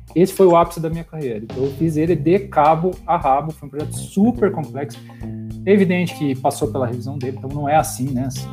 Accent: Curitiba, Paraná, Brazil; eu sou natural de Curitiba, eu tenho a minha vida inteira aqui em Curitiba

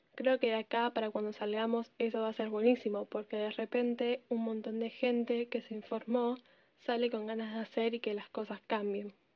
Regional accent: Argentina; también soy de Argentina

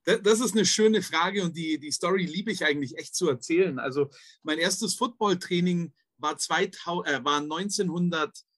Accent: Königsbrunn, Bavaria, Germany; also born or lived in Bobingen / Valencia; ich bin in Königsbrunn aufgewachsen, geboren in Bobingen, was einfach hm. nur eine Ortschaft nebendran ist

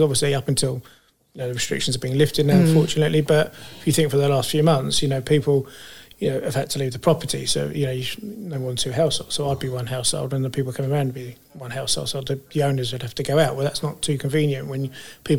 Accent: Fleet, South East England, United Kingdom; I come from Fleet and grew up in Fleet from young age

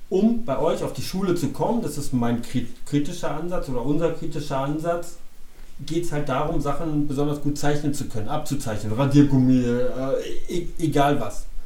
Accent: Berlin, Germany; ich bin gebürtiger Berliner, ähm, ich kann ja sagen, Baujahr 68, habe den Fall

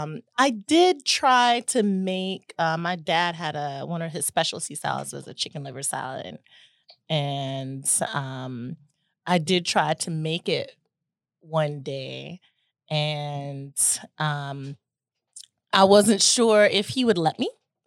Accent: Chattanooga, Tennessee, United States; I'm from Tennessee. Little Tennessee girl, Chattanooga, Tennessee. I grew up in a restaurant.

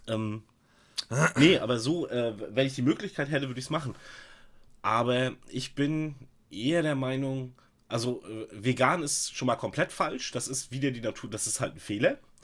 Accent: East Germany, Germany; bin halt kein Wessi

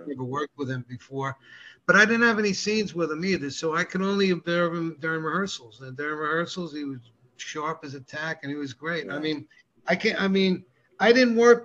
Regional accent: Rockland County, New York, United States; I lived outside New York City, just half an hour outside the city in Rockland County

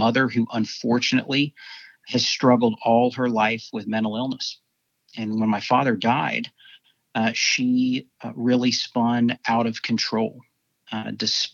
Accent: Dallas, Texas, United States; also born or lived in Houston; I grew up here in Dallas.

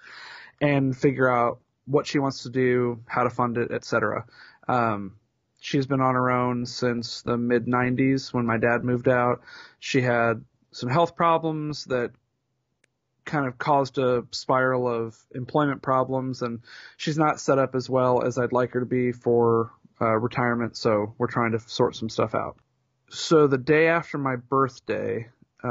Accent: Indianapolis, Indiana, United States; born or raised there

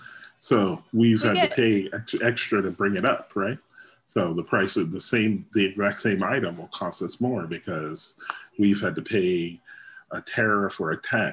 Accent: Canada; "Oh, from Canada." And they were talking about my accent

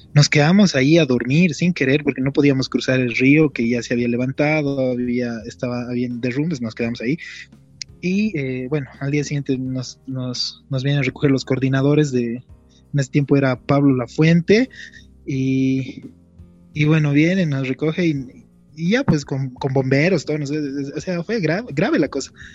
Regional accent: La Paz, Bolivia; quisiera hablarles en mi lenguaje, ¿no? Primero como boliviano, después como paseño

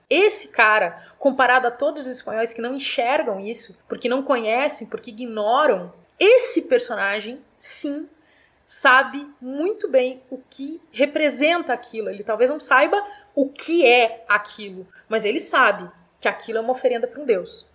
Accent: Brazil; Nós somos brasileiros e brasileiras

